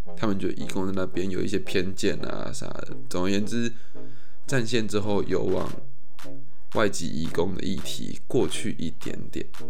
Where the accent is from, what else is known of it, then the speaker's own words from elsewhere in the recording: Taiwan; 我身为台湾人